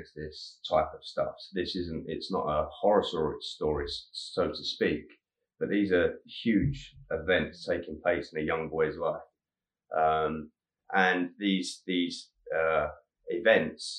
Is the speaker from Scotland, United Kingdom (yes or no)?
no; Harlow, East of England, United Kingdom; I was born in Harlow, Essex